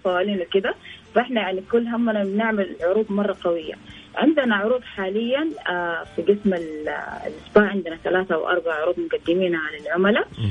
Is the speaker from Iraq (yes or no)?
no; Saudi Arabia; انا سعوديه مفتخر فيها